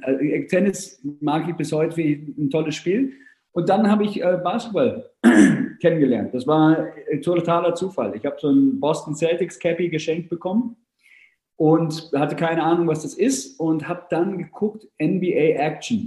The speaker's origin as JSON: {"language": "German", "region": "Hamburg", "country": "Germany", "tie": "born or raised there", "also_born_or_lived": "Vienna", "said": "ich bin in Wien geboren, meine Mutter ist Engländerin äh, und äh, ich bin aber in Hamburg aufgewachsen. Also meine gesamte Schulzeit habe ich in Hamburg verbracht"}